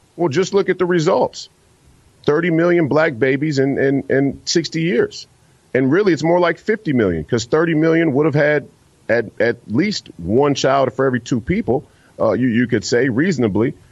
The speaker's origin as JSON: {"language": "English", "town": "Minneapolis", "region": "Minnesota", "country": "United States", "said": "I'm from Minneapolis"}